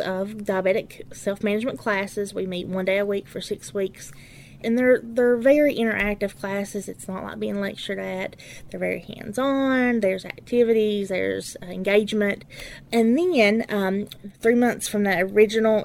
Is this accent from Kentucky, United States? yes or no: yes; Letcher County, Kentucky, United States; I'm from Letcher County. I've lived in Letcher County my entire life.